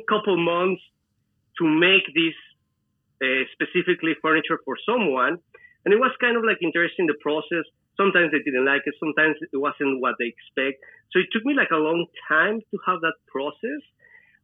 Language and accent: English; Celaya, Guanajuato, Mexico; moved away as an adult; also born or lived in New York; I'm originally from Mexico, from a small town. It's called Celaya in the state of Guanajuato. That is where I grew up. I was raised there.